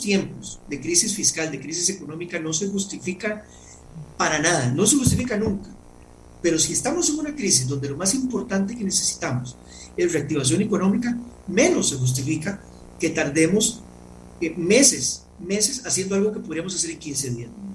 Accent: Costa Rica; como costarricenses.

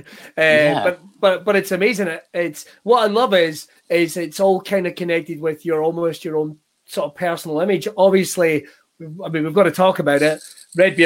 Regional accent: Scotland, United Kingdom; as a Scotsman

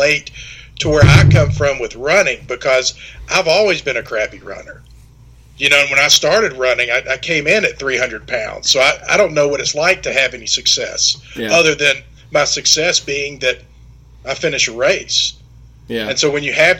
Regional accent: Germantown, Tennessee, United States; also born or lived in Mississippi State University; I grew up in Germantown, Tennessee, which is not too far from where I live now.

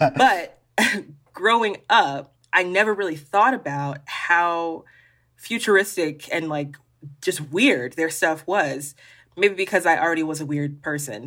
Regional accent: Birmingham, Alabama, United States; even though I grew up here in Alabama, I mean, I'm from Birmingham

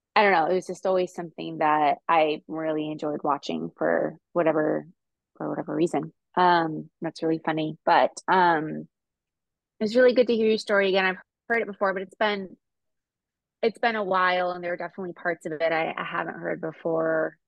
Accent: California, United States; I'm from California

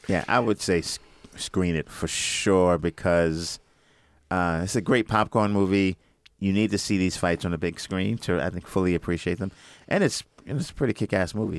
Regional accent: New York City, New York, United States; I'm from Brooklyn

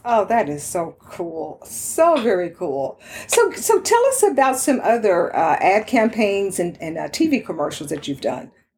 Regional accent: Houston, Texas, United States; also born or lived in Dallas, Texas; I grew up in uh, Houston. I was born in Dallas, and so I'm very familiar, of course, with Texas

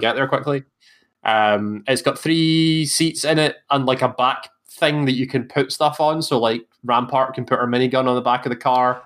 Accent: Scotland, United Kingdom; accent: Scottish

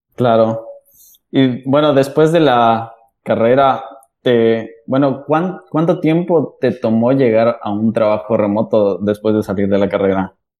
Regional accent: Mexico City, Mexico; yo también soy de la Ciudad de México

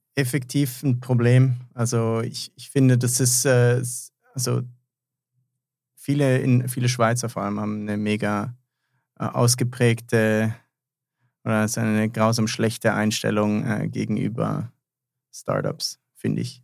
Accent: Germany; now in Switzerland; ich bin ja eigentlich gebürtiger Deutscher

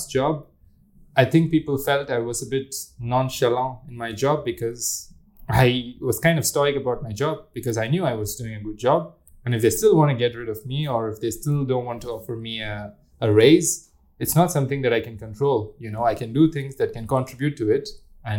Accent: India; growing up in India as a religious person, you meditate a lot

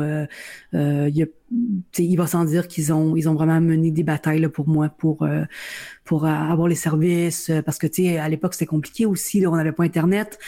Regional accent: Welland, Ontario, Canada; je suis née euh, à Welland en Ontario, donc euh, dans la péninsule du Niagara

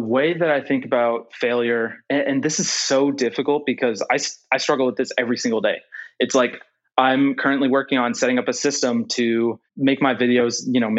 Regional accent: Calgary, Alberta, Canada; also born or lived in Netherlands; now in Houston, United States; I was born in Houston, Canada. And then I moved to Canada, Calgary. And then I moved to the Netherlands. And then I went back to Canada for university.

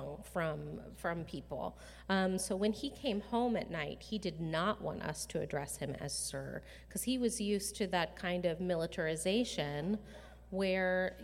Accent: Ohio, United States; I was raised in Ohio

